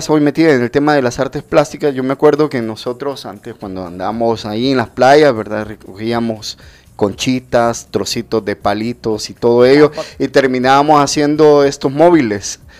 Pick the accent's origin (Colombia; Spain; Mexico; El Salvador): El Salvador; Somos duros los salvadoreños.